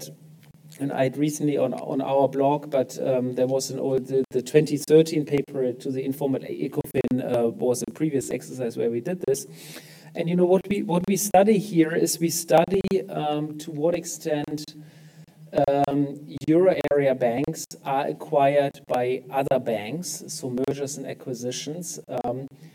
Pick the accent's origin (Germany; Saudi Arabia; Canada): Germany; in my home country in Germany